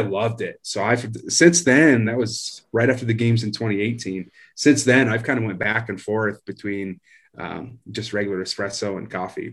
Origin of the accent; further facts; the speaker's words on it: Iowa, United States; moved away; I grew up in Iowa, just real town, uh, farm type area, country type area